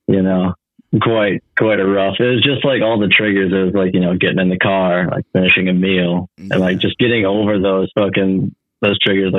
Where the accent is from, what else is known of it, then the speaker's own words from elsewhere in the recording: Milwaukee, Wisconsin, United States; I'm from Milwaukee, Wisconsin